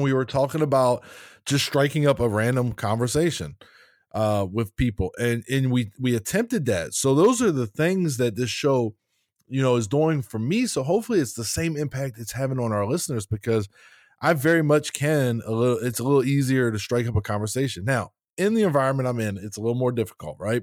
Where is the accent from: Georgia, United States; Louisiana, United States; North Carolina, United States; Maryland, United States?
Maryland, United States; I'm a Maryland guy, so we're going hometown, right? I'm from Maryland